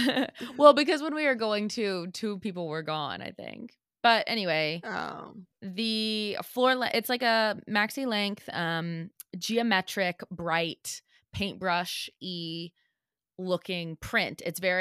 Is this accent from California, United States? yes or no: no; St. Louis, Missouri, United States; Yeah, I'm a Bud Light girl because I grew up in the Budweiser capital. So that's what everybody drank. Like Budweiser is in St. Louis.